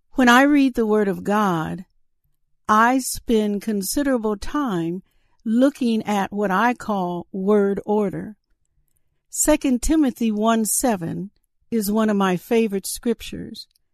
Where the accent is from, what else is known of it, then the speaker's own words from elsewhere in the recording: Saint Paul, Minnesota, United States; My hometown is Saint Paul, Minnesota.